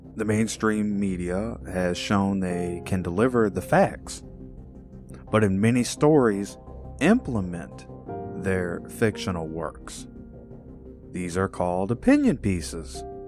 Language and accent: English; Illinois, United States; my home state of Illinois